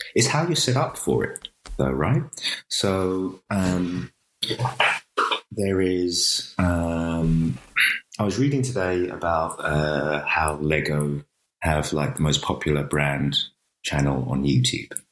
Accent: United Kingdom; we grew up in Thatcher's Britain

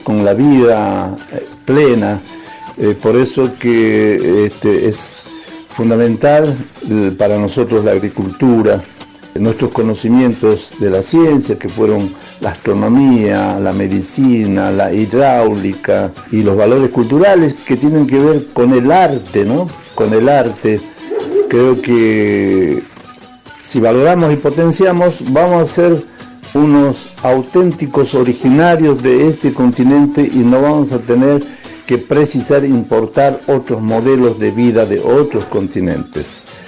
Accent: Bolivia; born or raised there; now in Argentina

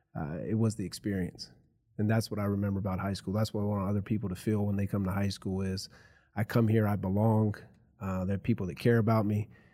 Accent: Rustburg, Virginia, United States; I grew up in, uh, Campbell County in the Rustburg area. I've lived around here my whole life

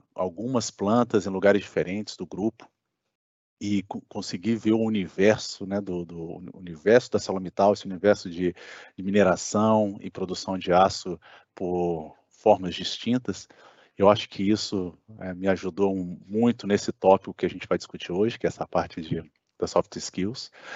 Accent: Brasília, Federal District, Brazil; moved away as an adult; also born or lived in Santa Catarina; eu sou natural de Brasília

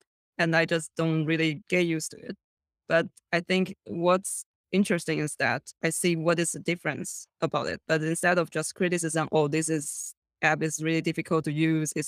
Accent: Taiwan; born or raised there; moved away as an adult; now in China

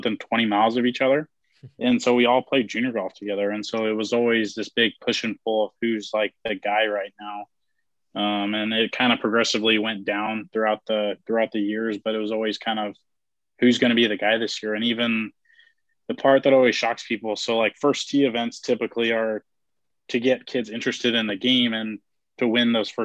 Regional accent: Roseville, California, United States; I grew up in a small town outside Sacramento, California called Roseville

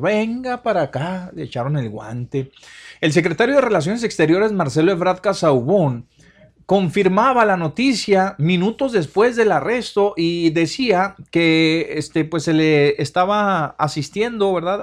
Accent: Mexico; como mexicano

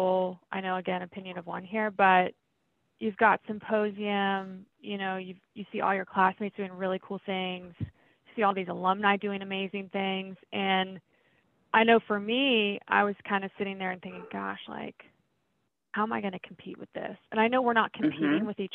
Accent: Charleston, South Carolina, United States; moved away as an adult; now in Charlotte, United States; I'm from Charleston, South Carolina. And so it's just right down the road from my family.

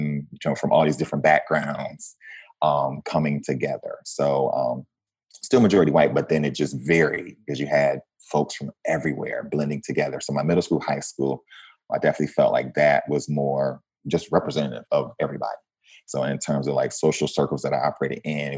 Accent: Flint, Michigan, United States; moved away as an adult; also born or lived in Washington, D.C.; I'm a kid from Flint, Michigan, you know, born and raised in Michigan.

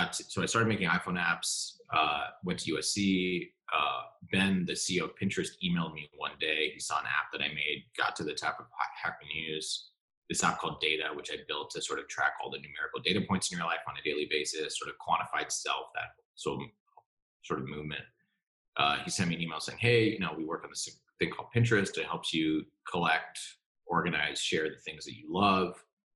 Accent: Singapore; also born or lived in New York, United States; I ended up growing up mostly abroad in Singapore, which is where my parents are still

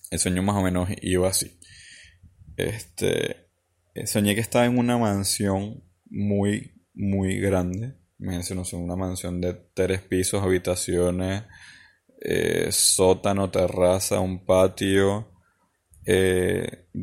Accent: Falcón, Venezuela; Eh, yo viví cuando era pequeño en la playa, en Falcón, en Venezuela.

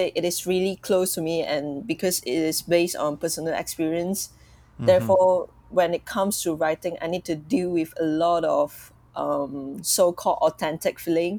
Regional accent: Malaysia; I'm from Malaysia

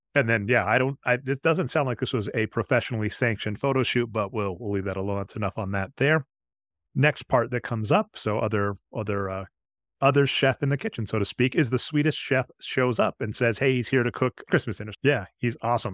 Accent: Midwest, United States; I'm from the Midwest

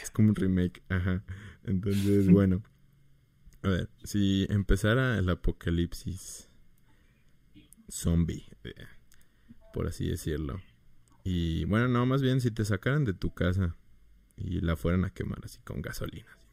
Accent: Mérida, Yucatán, Mexico; Yo soy de Mérida

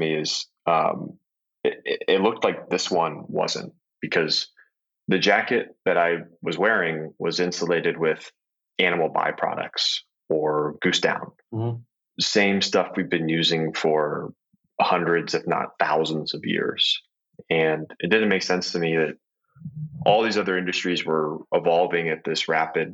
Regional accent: Ohio, United States; I grew up in Ohio

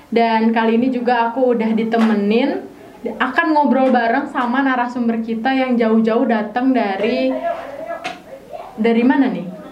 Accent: Cirebon, West Java, Indonesia; also born or lived in Jakarta; Uh, berarti Jogja ketemu Cina, lahirnya di Jakarta, besarnya di Cirebon.

